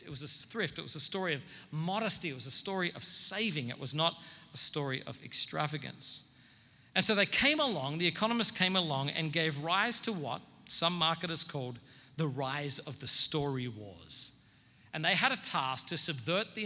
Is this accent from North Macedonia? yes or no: no; Australia; now in United States; I'm not a self-righteous Australian